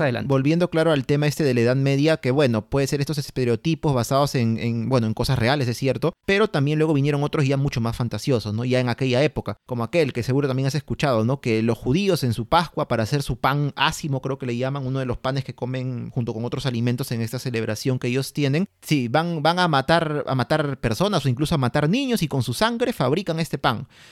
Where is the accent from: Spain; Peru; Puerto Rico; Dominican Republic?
Peru